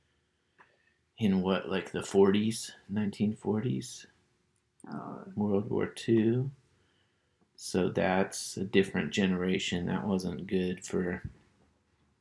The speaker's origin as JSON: {"language": "English", "town": "Berkeley", "region": "California", "country": "United States", "tie": "born or raised there", "said": "when I was a kid, I grew up in Berkeley, California, and it's a very politically active town."}